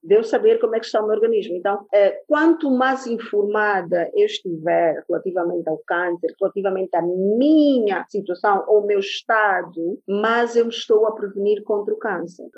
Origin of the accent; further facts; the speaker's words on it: Angola; sou angolana antes de mais nada